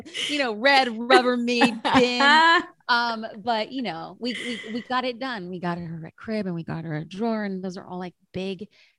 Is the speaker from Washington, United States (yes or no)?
no; California, United States; we're from California